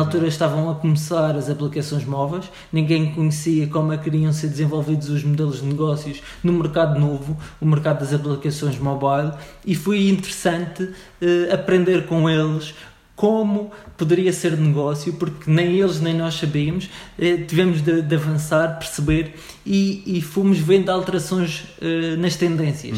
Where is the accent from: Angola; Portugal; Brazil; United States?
Portugal; Funchal, Madeira; eu sou madeirense, nasci no Funchal